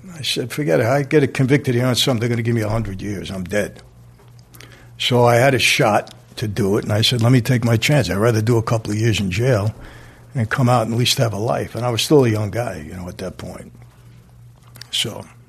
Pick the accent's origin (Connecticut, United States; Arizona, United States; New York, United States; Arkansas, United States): New York, United States; New York City; I'm from Brooklyn